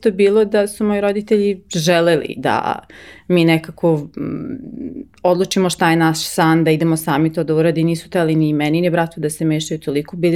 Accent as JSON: {"language": "Croatian", "town": "Gothenburg", "region": "Västra Götaland", "country": "Sweden", "tie": "born or raised there", "also_born_or_lived": "United States / Italy / Milan / Stockholm", "first_language": "Swedish", "second_language": "Croatian", "moved": "as an adult", "lives_now": "Serbia", "said": "ja sam rođena i odrasla u Švedskoj i u Geteborgu."}